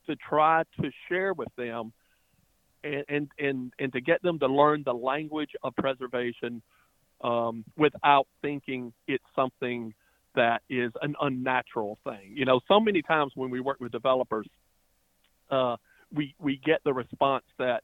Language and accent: English; Prosperity, South Carolina, United States; also born or lived in New York; the buildings I grew up with had been lost, and they were the identifiers for me, for town